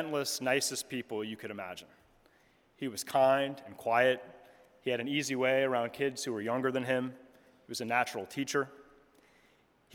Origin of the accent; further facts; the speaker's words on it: Delaware, United States; moved away as an adult; also born or lived in Chicago; My brother and I were raised in the Episcopal Church in Delaware